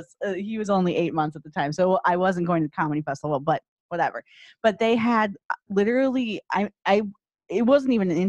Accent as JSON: {"language": "English", "region": "Midwest", "country": "United States", "tie": "born or raised there", "said": "I grew up in the Midwest."}